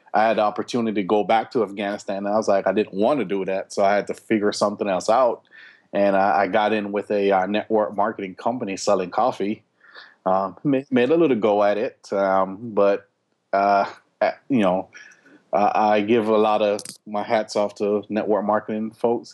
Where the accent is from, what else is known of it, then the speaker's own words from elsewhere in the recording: Jamaica; moved away; also born or lived in Florida / Atlanta, Georgia; we grew up in Jamaica